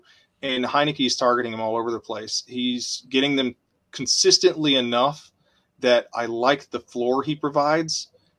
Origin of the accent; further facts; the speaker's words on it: Arkansas, United States; I grew up in Arkansas